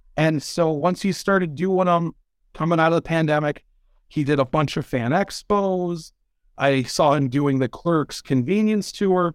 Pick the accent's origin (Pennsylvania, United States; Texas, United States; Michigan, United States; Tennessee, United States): Michigan, United States; I'm from Michigan